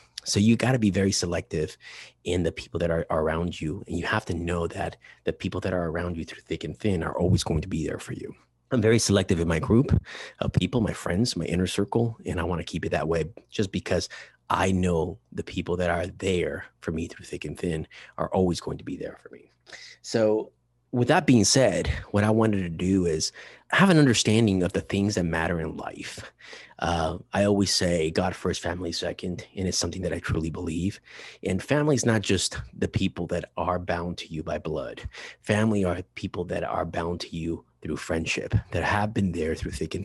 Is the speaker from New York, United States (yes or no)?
no; Chino Hills, California, United States; I'm from Chino Hills, but not from the beach, from the inland originally